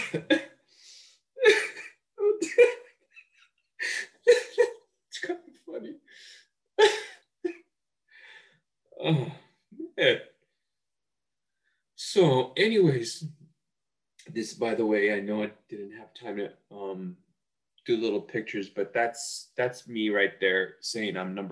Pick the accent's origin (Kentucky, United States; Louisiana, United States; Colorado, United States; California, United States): California, United States; Los Angeles; I grew up in East Los Angeles.